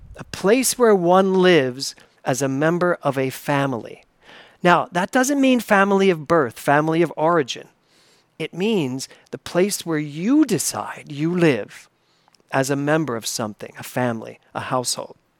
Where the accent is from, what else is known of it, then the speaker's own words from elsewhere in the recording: Philadelphia, Pennsylvania, United States; moved away as an adult; now in New York City, United States; I grew up in Tacony in Philadelphia